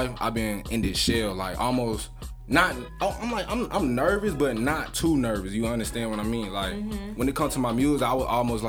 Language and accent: English; Atlanta, Georgia, United States; also born or lived in Mobile, Alabama; Well, I'm from Atlanta, Georgia, but I was born in Mobile.